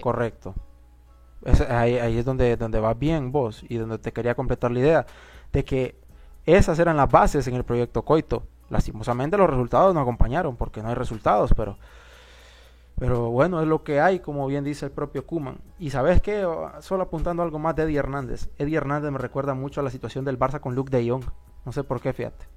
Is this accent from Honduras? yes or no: yes; Honduras; que somos hondureños